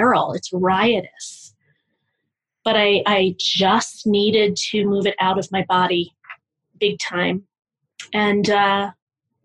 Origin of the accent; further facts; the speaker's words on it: Pittsburgh, Pennsylvania, United States; I'm from Pittsburgh